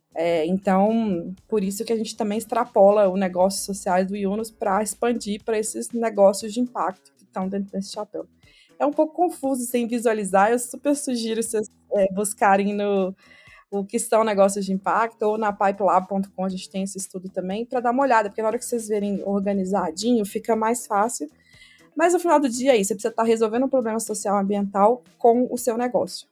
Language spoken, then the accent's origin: Portuguese; Minas Gerais, Brazil; accent: mineiro; moved away as an adult; also born or lived in France; eu sou mineira, né? Se não deu para perceber pelo sotaque